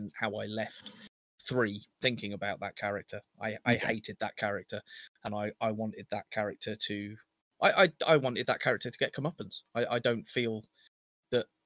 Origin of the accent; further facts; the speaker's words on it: England, United Kingdom; We're English